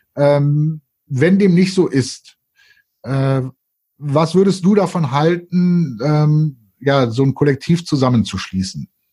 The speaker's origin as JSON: {"language": "German", "town": "Cologne", "region": "North Rhine-Westphalia", "country": "Germany", "said": "wir Kölner"}